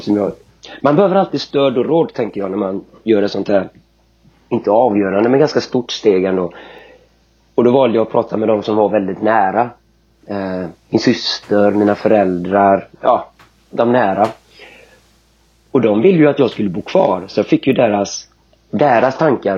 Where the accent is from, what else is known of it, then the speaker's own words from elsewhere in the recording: Kungälv, Västra Götaland, Sweden; Killen kommer mm. ifrån Göteborg i västra, äh, norr om Göteborg i Kungälv. Där jag växte upp.